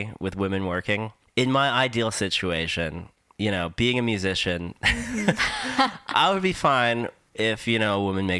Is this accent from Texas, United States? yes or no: no; New Jersey, United States; And they're like, where are you from? We're like, New Jersey.